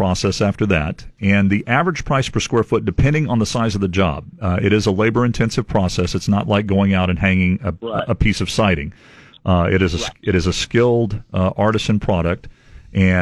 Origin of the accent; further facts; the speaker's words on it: Devine, Texas, United States; also born or lived in Corpus Christi, Texas; I was born in Corpus Christi. My dad right. and his family had a ranch out in Medina County in the Yancey area since about 1906, and that's where I spent a better part of my childhood and where I grew up